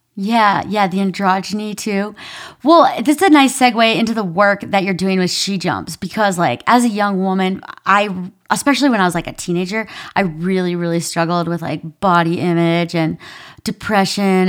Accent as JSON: {"language": "English", "region": "Minnesota", "country": "United States", "tie": "born or raised there", "accent": "Minnesotan", "said": "I grew up in Minnesota"}